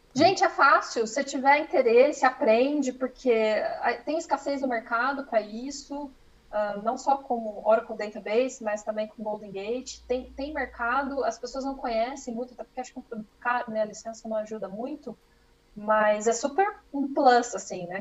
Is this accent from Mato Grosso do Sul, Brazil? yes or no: no; Campinas, São Paulo, Brazil; moved away as an adult; now in Germany; sou de Campinas